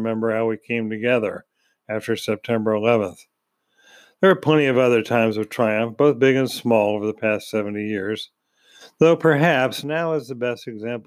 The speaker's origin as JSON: {"language": "English", "country": "United States", "said": "being an American"}